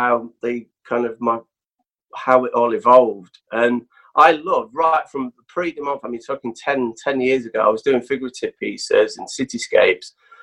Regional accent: Nottingham, East Midlands, United Kingdom; moved away; growing up in Nottingham

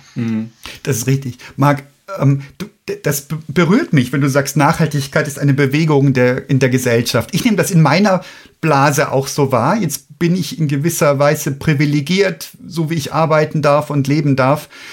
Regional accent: Germany; wir Deutschen hier

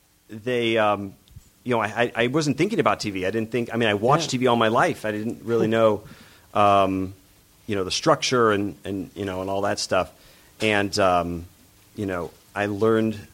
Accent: Michigan, United States; moved away as an adult; now in Los Angeles, United States; I grew up in Michigan.

